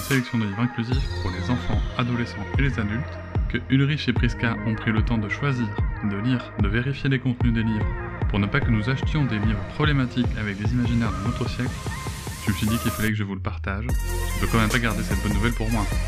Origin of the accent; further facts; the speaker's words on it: Paris, Île-de-France, France; moved away as an adult; now in United States; on est nés né à Paris. Oui. Et euh, on a grandi euh, notre, petite enfance euh, maternelle, primaire, dans le 18e arrondissement à mhm. Paris